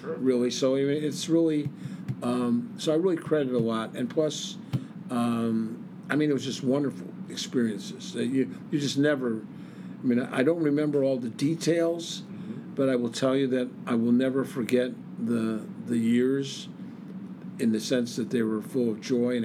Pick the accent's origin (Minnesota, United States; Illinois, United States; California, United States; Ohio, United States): Illinois, United States; Chicago; moved away as an adult; also born or lived in Iowa City, Iowa; now in Del Mar, United States; I would never trade the time growing up in Chicago for anything